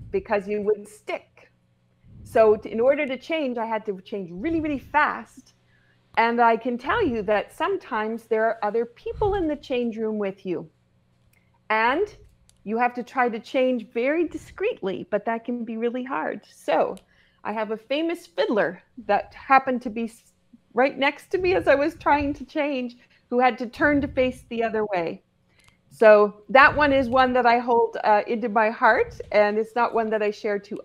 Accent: Cape Breton, Nova Scotia, Canada; I'm from Cape Breton, Nova Scotia, and I live 5 minutes from the ocean

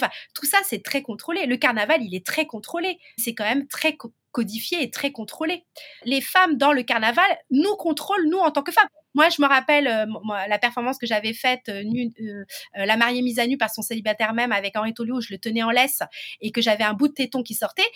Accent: Martinique

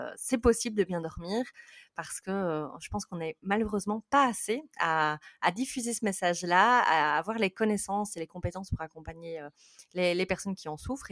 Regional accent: Belgium; je suis belge. Euh, donc, désolée pour mon accent.

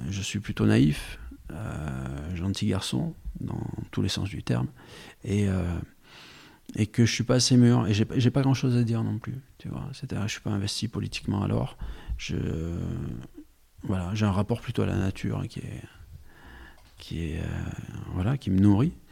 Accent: Occitania, France; accent: Aveyronnais; now in Paris, France; l'accent qu'on entend, c'est l'accent avéronné. Oh, j'ai tout perdu. Quand je vais là-bas, on me dit que j'ai l'accent de Paris maintenant.

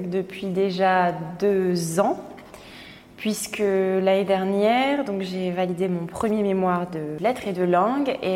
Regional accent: Martinique; moved away; je suis moi-même de la Martinique.

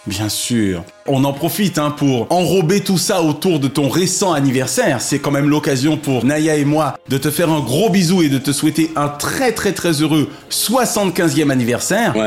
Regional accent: Paris, Île-de-France, France; moved away; also born or lived in Martinique; Je suis un petit Parisien qui aura fait sa carrière à France Télévisions en Martinique

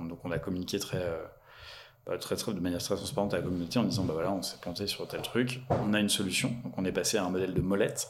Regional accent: Lyon, Auvergne-Rhône-Alpes, France; je suis né à Lyon

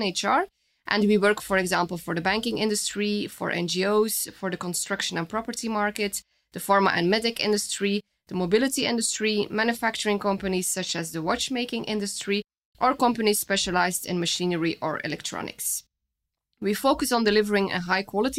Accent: Flemish side, Flanders, Belgium; first language Dutch; English is a second language; moved away as an adult; also born or lived in Switzerland; now in France; I was born and raised in Belgium on the Flemish side, so my native language is Dutch

